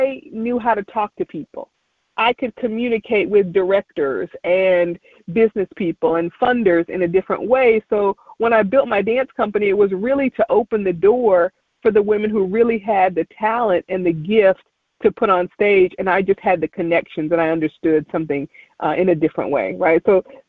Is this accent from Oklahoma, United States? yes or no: no; Kinston, North Carolina, United States; moved away; I would go back home to my hometown of Kinston, North Carolina